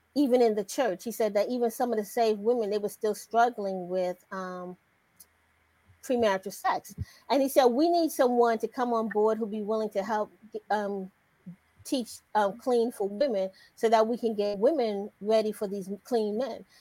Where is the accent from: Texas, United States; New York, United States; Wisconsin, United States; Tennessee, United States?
New York, United States; New York City; moved away as an adult; also born or lived in DMV (Washington, D.C. area); now in Washington, D.C. area, United States; I'm originally hailing from New York City. I moved down here to the DMV to go to Howard University. I've been here ever since